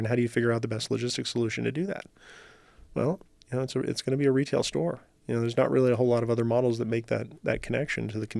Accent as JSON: {"language": "English", "region": "New Mexico", "country": "United States", "tie": "born or raised there", "also_born_or_lived": "Los Angeles", "lives_now": "Reno, United States", "said": "So, you know, growing up in New Mexico, living in LA, joining the Army, like all the different things that I'd done, I'd been kind of a nomad."}